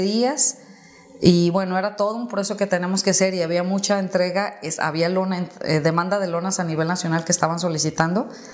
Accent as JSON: {"language": "Spanish", "town": "Guadalajara", "region": "Jalisco", "country": "Mexico", "tie": "born or raised there", "said": "yo soy de Guadalajara. Y toda la vida he vivido aquí en Guadalajara"}